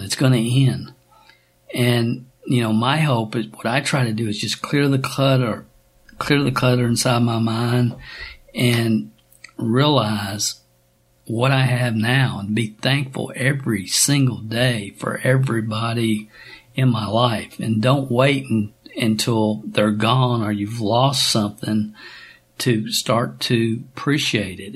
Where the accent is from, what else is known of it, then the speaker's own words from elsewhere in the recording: Stamping Ground, Kentucky, United States; I'm a kid from Stamping Ground, Kentucky, population 400